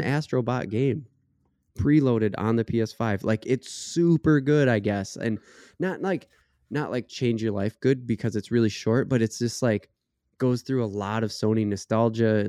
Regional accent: United States; as an American

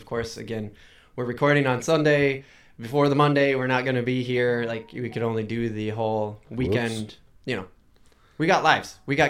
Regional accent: Minnesota, United States; We're from Minnesota.

